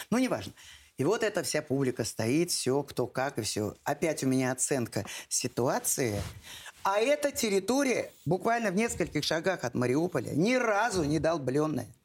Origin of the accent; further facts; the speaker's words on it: Volga region, Russia; я воспитывалась и росла на Волге. Великая русская река Волга – так вот, э, место, в которых э, приходилось жить, разные деревеньки, нас многонациональе.